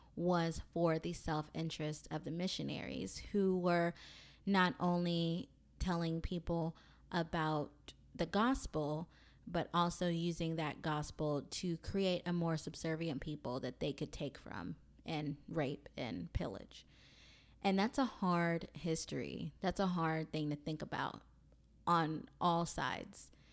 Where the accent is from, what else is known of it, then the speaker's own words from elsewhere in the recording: Mobile, Alabama, United States; I am from Mobile, Alabama